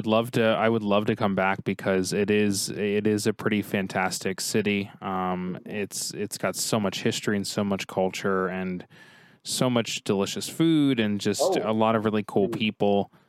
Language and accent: English; New Jersey, United States; now in Cleveland, United States; we grew up in Jersey. So we did grow up in Jersey, and now I live in Cleveland